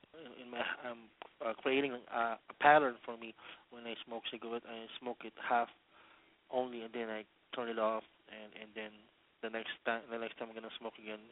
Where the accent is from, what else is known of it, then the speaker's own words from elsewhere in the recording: Daly City, California, United States; I'm from Daly City, California.